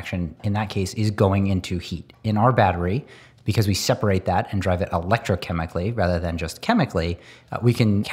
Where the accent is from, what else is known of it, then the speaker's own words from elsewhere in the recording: Northern Pennsylvania, United States; I grew up in Northern Pennsylvania